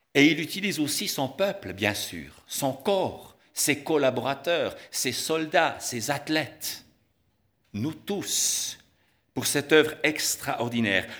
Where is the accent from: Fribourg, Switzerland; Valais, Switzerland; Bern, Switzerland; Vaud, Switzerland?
Bern, Switzerland; Tramelan; Je suis né à Tramelan